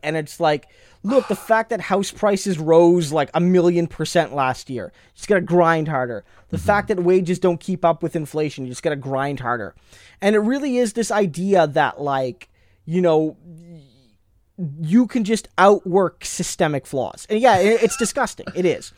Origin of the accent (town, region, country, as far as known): Canada